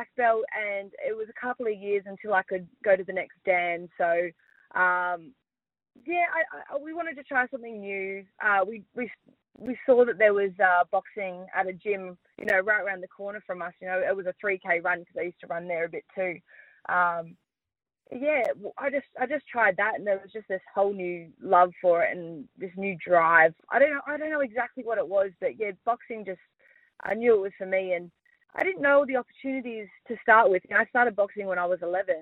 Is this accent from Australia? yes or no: yes; Perth, Western Australia, Australia; moved away as an adult; also born or lived in Gosnells; now in Victoria, Australia; born and raised in Perth. I've lived in Gosnells for most of my life